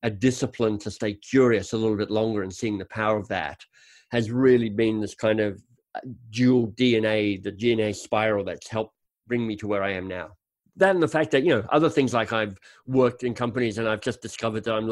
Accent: Canberra, Australian Capital Territory, Australia; moved away; I grew up in Canberra, the much mocked Canberra, but honestly, I loved growing up in Canberra.

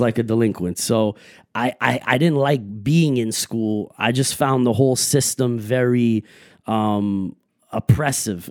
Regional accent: Montreal, Quebec, Canada; I grew up everywhere, all like basically, you know, NDG, uh, Uptown, Côte Saint Luc, that whole West End of Montreal.

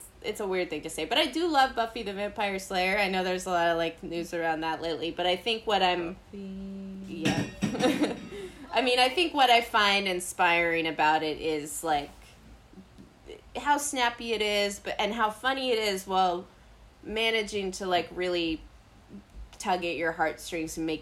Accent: New York City, New York, United States; I grew up in New York City

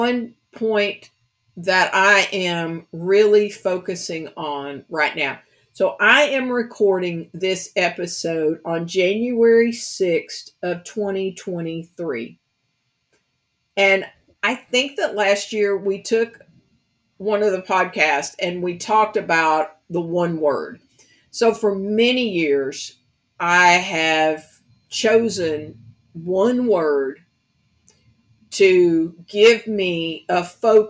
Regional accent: Kentucky, United States; now in New Orleans, United States; I'm from Kentucky, so it's the country girl version of it.

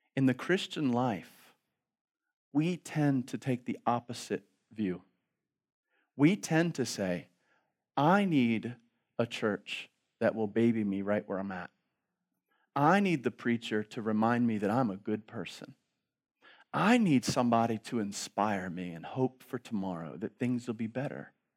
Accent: Baltimore, Maryland, United States; I grew up in Baltimore City.

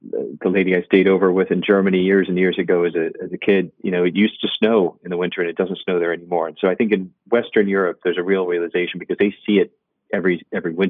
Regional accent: Ireland; being Irish

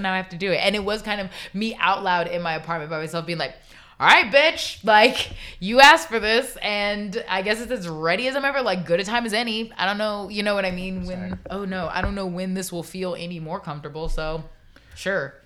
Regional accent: Florida, United States; growing up in Florida

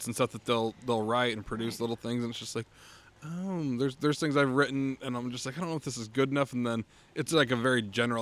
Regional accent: Utah, United States; we come from Utah. It's so insanely conservative

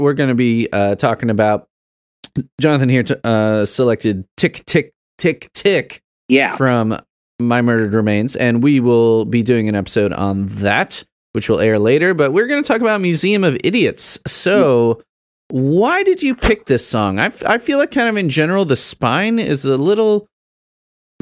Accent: Chicago, Illinois, United States; also born or lived in Southern Indiana; now in Indiana, United States; I grew up in Chicago

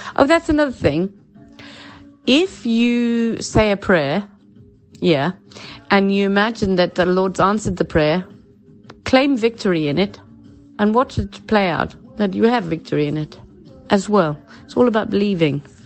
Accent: South Africa; moved away as an adult; now in England; I'm from South Africa.

